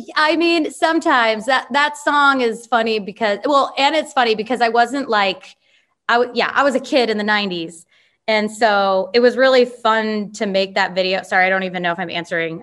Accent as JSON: {"language": "English", "area": "Chicago area", "region": "Illinois", "country": "United States", "tie": "born or raised there", "moved": "as an adult", "lives_now": "Nashville, United States", "said": "I'm from Illinois, like grew up in Chicago or outside of Chicago."}